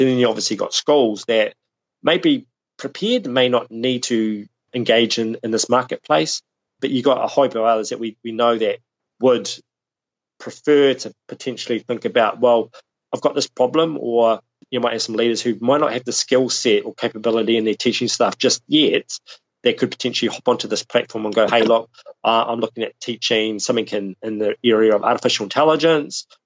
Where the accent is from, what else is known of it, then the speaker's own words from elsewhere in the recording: Southland, New Zealand; now in Auckland, New Zealand; I'm, I'm based in Auckland, which is the largest city in, in New Zealand. But I grew up in Southland, uh, which is right at the bottom of the South Island of New Zealand